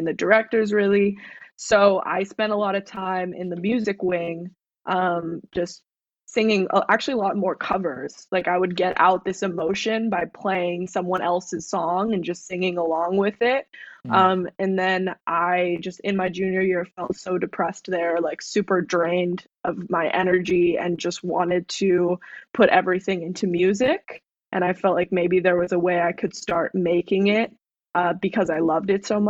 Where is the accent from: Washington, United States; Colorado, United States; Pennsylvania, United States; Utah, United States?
Utah, United States; Park City; now in Los Angeles, United States; I grew up in Park City, Utah, which was ski town and a lot of tourists.